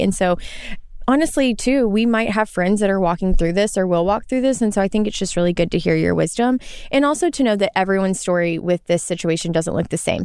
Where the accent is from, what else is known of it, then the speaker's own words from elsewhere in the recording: Arkansas, United States; where I'm from in Arkansas, there's a lot of hiking